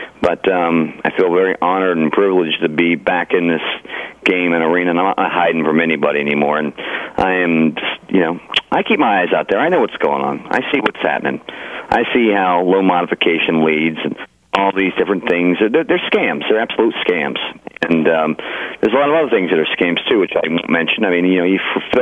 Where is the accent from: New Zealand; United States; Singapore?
United States; I'm an American